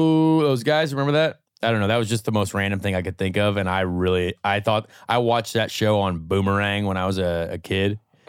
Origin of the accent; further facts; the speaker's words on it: the South, United States; I'm real Southern.